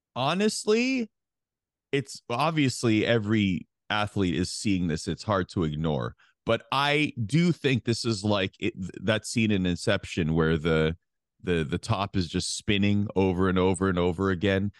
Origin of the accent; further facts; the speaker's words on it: Canada; as a Canadian